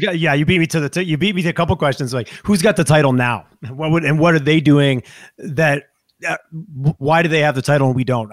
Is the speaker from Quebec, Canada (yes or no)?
yes; Montreal, Quebec, Canada; moved away as an adult; now in Calgary, Canada; I grew up in Montreal, so we had Montreal, Toronto thing. I moved here